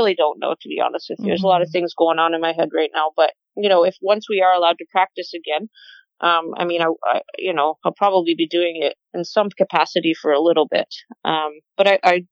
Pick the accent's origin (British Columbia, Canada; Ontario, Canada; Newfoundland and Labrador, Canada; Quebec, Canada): Ontario, Canada; Lindsay; I'm originally from Lindsay